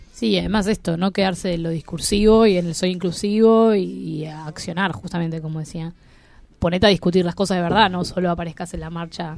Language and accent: Spanish; Buenos Aires, Argentina; somos porteños